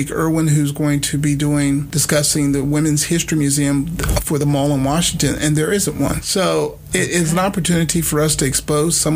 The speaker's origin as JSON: {"language": "English", "region": "Okinawa", "country": "Japan", "tie": "born there", "also_born_or_lived": "Germany / New Jersey / El Paso", "said": "So I came to school in Beaumont, but I was born in Okinawa, Japan, lived in Germany, lived wow. in Jersey, lived in, you know, everywhere."}